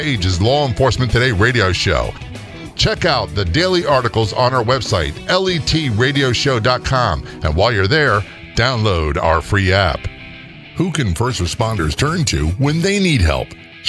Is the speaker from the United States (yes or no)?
yes; Norfolk, Virginia, United States; also born or lived in Passaic, New Jersey / Toms River, New Jersey / Spain; now in Maryland, United States; Yeah, I was born in Passaic, New Jersey, went to Toms River, then rode to Spain, and then most of my childhood, Norfolk, Virginia area, until retired, moved to Maryland.